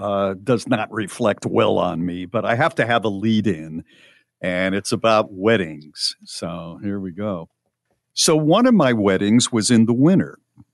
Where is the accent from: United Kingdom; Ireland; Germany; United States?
Ireland; American weddings finish really early. I'm from Ireland, and it would be unheard of for the party to finish before 6 or 7 a.m.